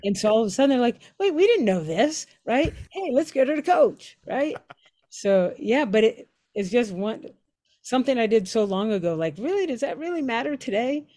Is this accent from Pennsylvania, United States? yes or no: yes; Pittsburgh, Pennsylvania, United States; moved away as an adult; I'm from Pittsburgh